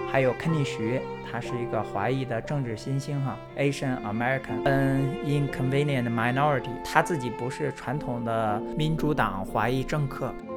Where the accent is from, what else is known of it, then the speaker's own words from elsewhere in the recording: China; now in United States; 我是在中国出生、中国长大